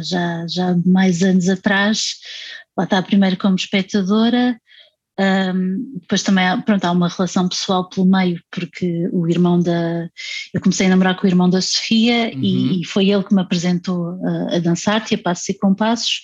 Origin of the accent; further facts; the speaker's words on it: Setúbal, Portugal; em Setúbal eu, eu ia muitas vezes ao teatro